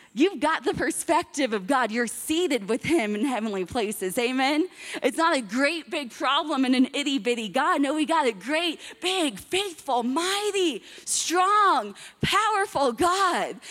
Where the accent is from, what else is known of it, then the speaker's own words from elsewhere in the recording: Miami, Florida, United States; I'm from Miami, Florida